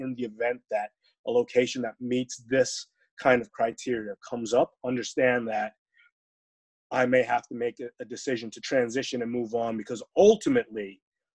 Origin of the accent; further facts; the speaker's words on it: New York, United States; moved away; also born or lived in Phoenix, Arizona / Texas; I grew up in New York and moved to Phoenix